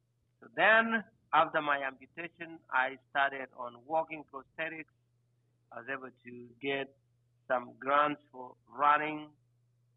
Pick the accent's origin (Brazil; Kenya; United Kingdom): Kenya; moved away as an adult; also born or lived in Anchorage, Alaska, United States; now in United States; I am originally from Kenya. I came to the United States in 2008, went to University of Alaska Anchorage